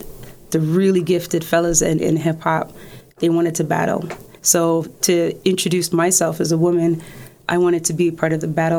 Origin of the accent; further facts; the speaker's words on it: Toronto, Ontario, Canada; also born or lived in Kingston, Jamaica; But from schooling between grade five and high school, no, that's all Toronto.